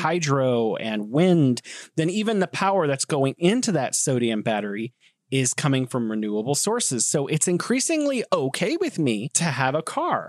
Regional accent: United States; moved away as an adult; also born or lived in San Francisco / Korea / Beijing; now in China; I grew up in America

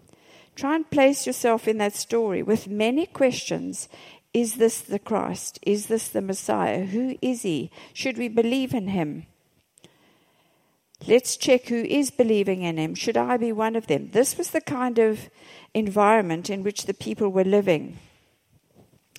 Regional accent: South Africa; I'm from South Africa.

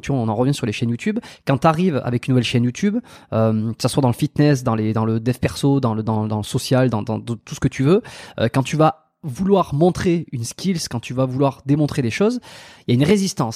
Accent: France; j'ai grandi en France

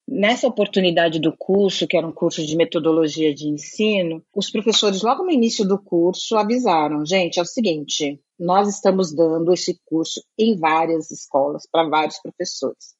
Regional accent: Brazil; moved away as an adult; now in Netherlands; hoje eu moro na Holanda. sou brasileira e tudo mais, mas hoje eu moro na Holanda

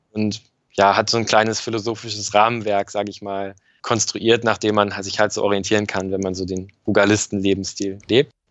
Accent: Northern Germany, Germany; dass Norddeutschland echt ein bisschen meine Heimat ist

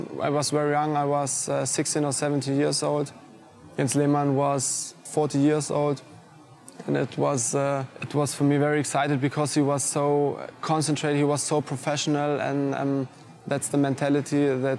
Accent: Stuttgart, Baden-Württemberg, Germany; English is a second language; moved away as an adult; now in London, United Kingdom; It was in Stuttgart in the stadium in my hometown

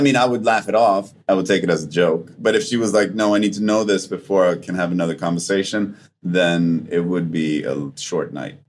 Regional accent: Sweden; English is a second language; moved away; also born or lived in Vancouver; in the spring in Sweden and in Scandinavia in general, there's a physiological thing that happens to us

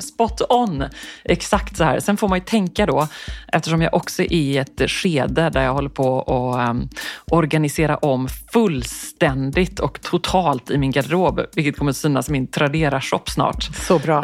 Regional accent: Sweden; jag var den enda svensk där inne

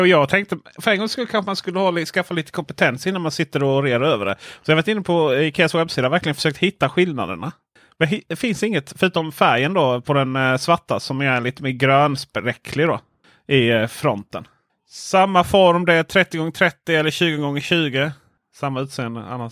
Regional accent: Blekinge, Sweden; jag är från Blekinge

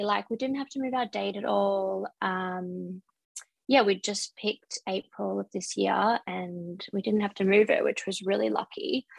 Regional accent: Brisbane, Queensland, Australia; moved away as an adult; now in Sydney, Australia; I'm originally from Brisbane, but I've lived in Sydney for about the past 6 or so years.

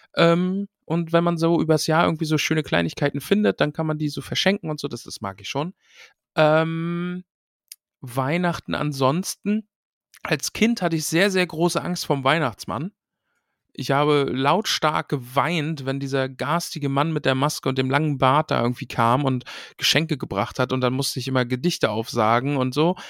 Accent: East Germany, Germany; Ich bin ja aus dem Osten

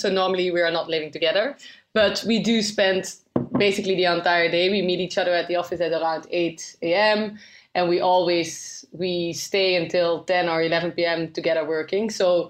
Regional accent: Netherlands; now in London, United Kingdom; So we are originally from the Netherlands. That's why it's called Double Dutch.

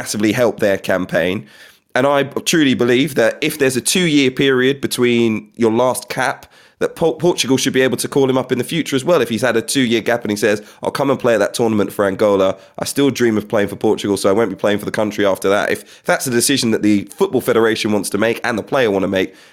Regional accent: England, United Kingdom; I was born in England.

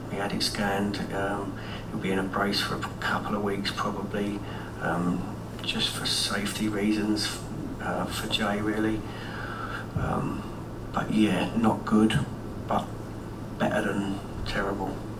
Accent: London, United Kingdom; I was born in Elephant and Castle, grew up a Wimbledon fan

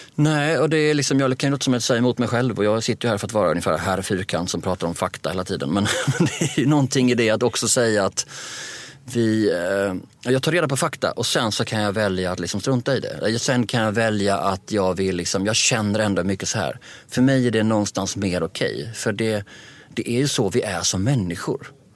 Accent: Sweden

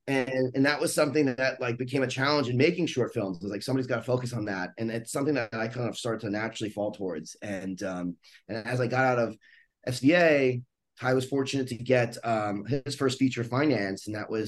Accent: Long Island, New York, United States; moved away as an adult; also born or lived in Manhattan / Brooklyn; now in West Coast, United States; I grew up in New York, in Long Island specifically, sort of born in Manhattan, and then a little bit of Brooklyn

